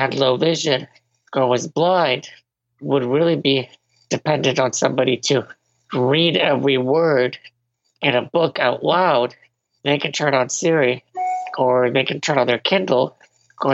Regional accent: Venezuela; I was born in Venezuela

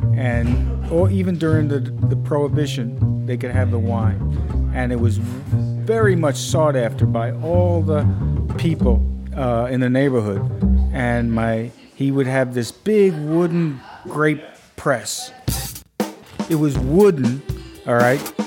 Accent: Brooklyn, New York, United States; I grew up in Brooklyn

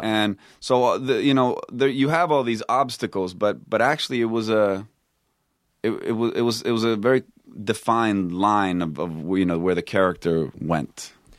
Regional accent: Stockholm, Stockholm County, Sweden; also born or lived in Texas, United States; now in United States; I grew up in Stockholm

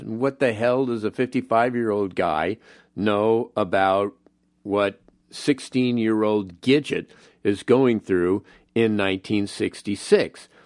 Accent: Los Angeles, California, United States; where I grew up in the San Fernando Valley, in Los Angeles

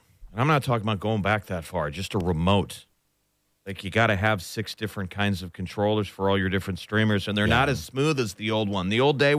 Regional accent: Nebraska, United States; also born or lived in Kansas City; growing up in Nebraska with those ugly Husker colors, I lived in Kansas City, man.

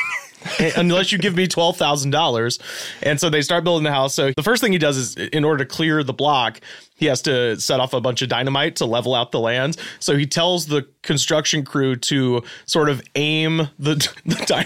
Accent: Auburn, Alabama, United States; my hometown in Auburn, Alabama

